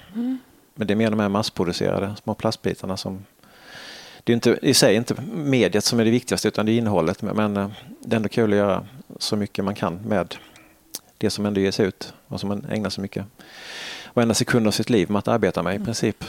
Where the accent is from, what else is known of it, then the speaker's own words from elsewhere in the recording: Halmstad, Halland County, Sweden; moved away; man har gått mycket som liten i Halmstad